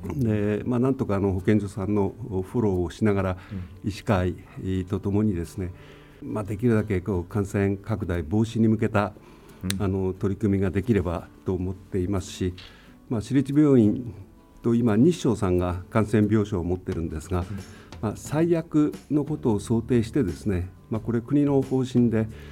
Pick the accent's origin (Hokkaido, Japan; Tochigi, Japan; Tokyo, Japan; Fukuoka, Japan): Hokkaido, Japan; Tomakomai; 僕自身が苫小牧で生まれ苫小牧で育ってきた